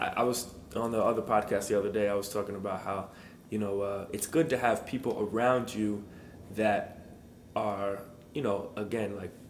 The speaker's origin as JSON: {"language": "English", "region": "East Coast", "country": "United States", "said": "You know I'm from the East Coast"}